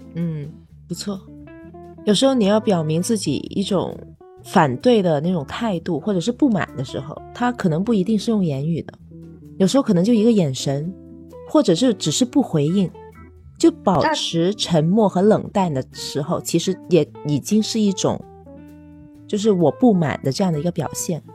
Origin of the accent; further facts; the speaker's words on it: China; moved away; also born or lived in Japan; 我是一个中国人